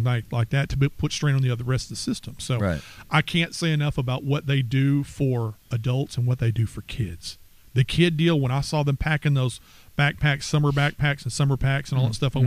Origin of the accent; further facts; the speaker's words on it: Texarkana, United States; we're from Texarkana